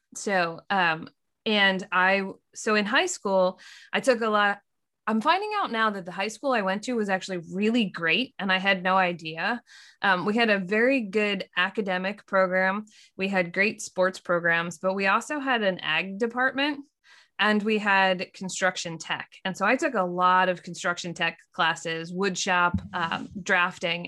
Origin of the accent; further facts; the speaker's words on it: Lancaster, Pennsylvania, United States; we grew up in Lancaster, Pennsylvania